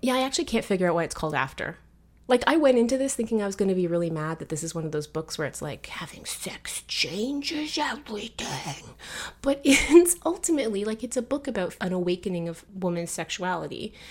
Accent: Canada; my cultural positioning as Canadian

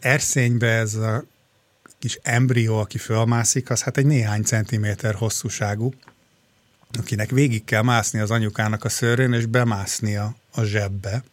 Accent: Hungary; now in Australia

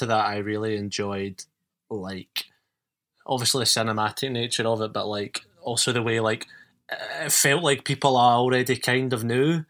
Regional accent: Scotland, United Kingdom; I'm from Scotland

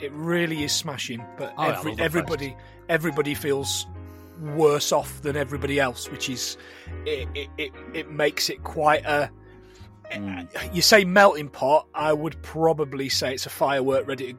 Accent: Yorkshire and the Humber, United Kingdom; myself and Tom, who is another good Yorkshire lad

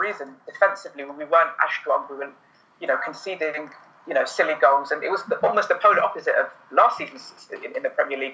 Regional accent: London, United Kingdom; I was born in London, uh, grew up in Wembley

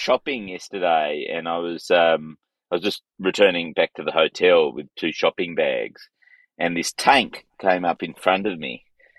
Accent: Canberra, Australian Capital Territory, Australia; moved away; I was born in Canberra.

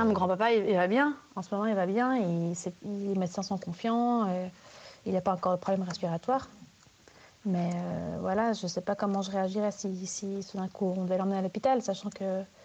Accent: Switzerland; now in Netherlands; je suis suisse. Et on vit aux Pays-Bas.

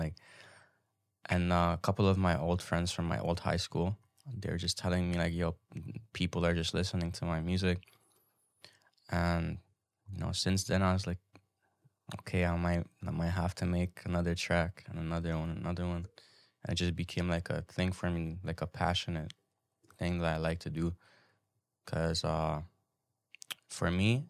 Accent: Hungary; Where I grew up back in Hungary is like, I could say probably the most ghetto place ever.

